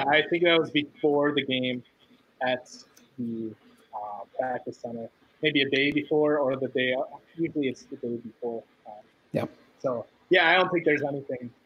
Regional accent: central Wisconsin, United States; also born or lived in Milwaukee, Wisconsin; I was born in Milwaukee and then we moved later in the central Wisconsin where I stayed through high school

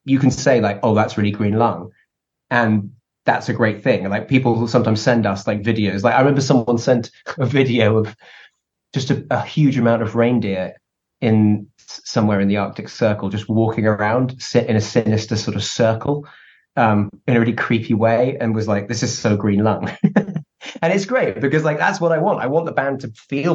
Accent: England, United Kingdom; we're an English band

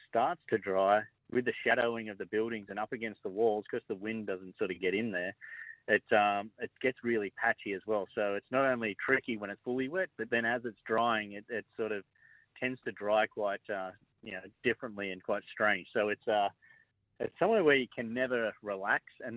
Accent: Penrith, New South Wales, Australia; I was over at Emu Plains

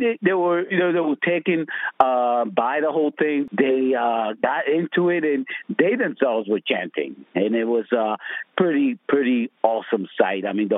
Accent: Camden, New Jersey, United States; I'm from Camden.

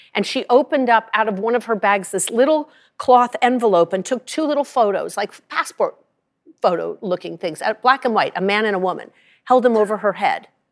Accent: Rye, Colorado, United States; I'm from Rye, Colorado

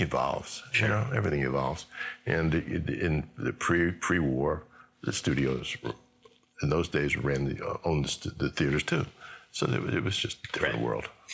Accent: New York, United States; also born or lived in Los Angeles; I'm a New Yorker

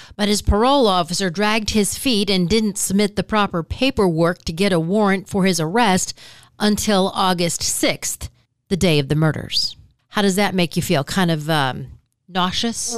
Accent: Michigan, United States; I'm from Michigan

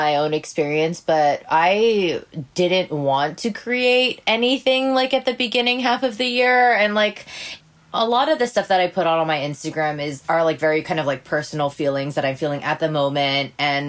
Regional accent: Hawaii, United States; moved away as an adult; also born or lived in San Francisco, United States; so I'm originally from Hawaii, and my entire family is back there except for my younger brother, who currently lives in Colorado.

